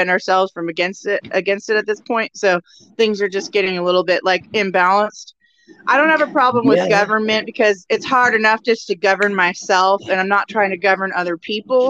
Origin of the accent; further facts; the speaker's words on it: Oregon, United States; I am from Oregon. I'm in Oregon